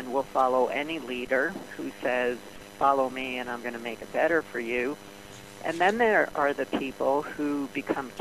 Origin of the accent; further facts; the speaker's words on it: New York City, New York, United States; I grew up in Brooklyn